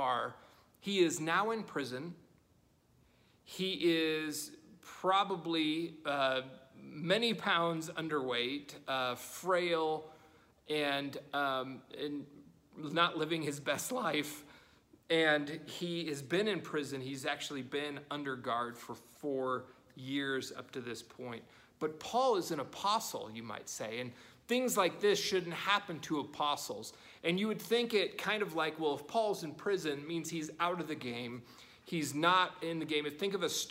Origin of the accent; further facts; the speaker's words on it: United States; as American Christians